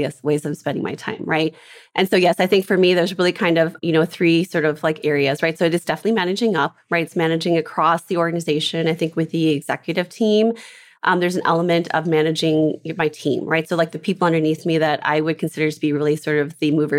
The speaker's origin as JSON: {"language": "English", "region": "Minnesota", "country": "United States", "tie": "born or raised there", "said": "I'm from Minnesota, grew up in Minnesota"}